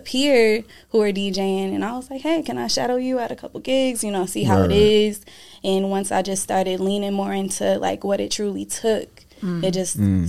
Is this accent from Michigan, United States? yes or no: yes; Flint, Michigan, United States; also born or lived in Atlanta, Georgia; now in Grand Rapids, United States; I was born in Flint.